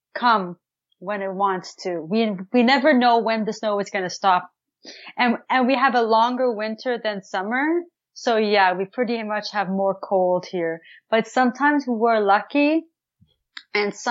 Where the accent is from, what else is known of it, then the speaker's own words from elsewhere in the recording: Ottawa, Ontario, Canada; I'm from Canada, Ottawa, Ontario